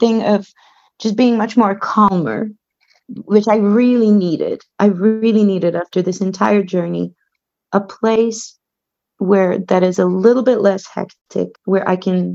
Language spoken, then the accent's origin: English; Belgrade, Serbia; moved away as an adult; now in Slovenia; I grew up in Belgrade, which is the capital of Serbia